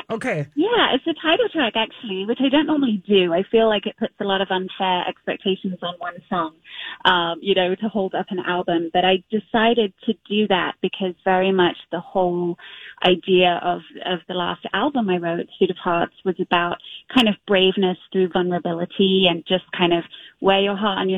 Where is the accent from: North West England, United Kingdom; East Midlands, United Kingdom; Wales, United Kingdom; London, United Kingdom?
London, United Kingdom; now in Minneapolis, United States; I was a London girl. I mean, I'm born and raised in London, and um, so we kind of compromised on Minneapolis and never looked back.